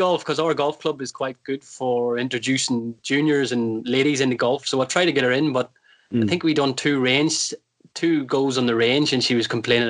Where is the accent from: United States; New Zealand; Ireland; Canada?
Ireland; Because I'm like you, I'm Irish, I played hurling, and that's the way I hold the golf club.